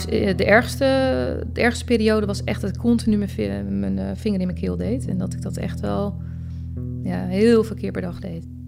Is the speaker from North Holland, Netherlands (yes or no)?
yes; Het Gooi, North Holland, Netherlands; ik kom zelf uit Gooi